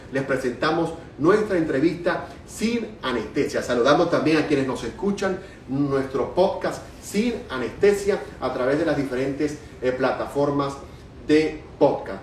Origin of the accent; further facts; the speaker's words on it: Venezuela; now in United States; soy periodista venezolano